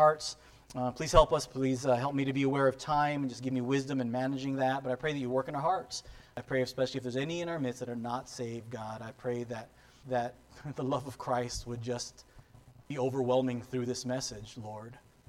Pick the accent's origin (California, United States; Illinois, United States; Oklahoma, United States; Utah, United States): California, United States; San Diego; I grew up in San Diego, so I'm a Charger fan.